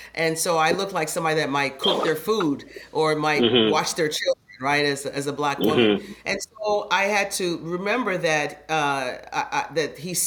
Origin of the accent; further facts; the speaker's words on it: Phoenix, Arizona, United States; I had three other siblings, two dogs and a cat. And we were all in this big house together, in this small house together in Phoenix